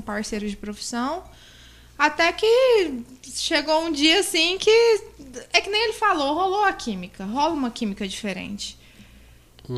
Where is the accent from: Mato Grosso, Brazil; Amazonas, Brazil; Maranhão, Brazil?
Mato Grosso, Brazil; Barra do Garças; Eu sou nascida e criada em Barra do Garças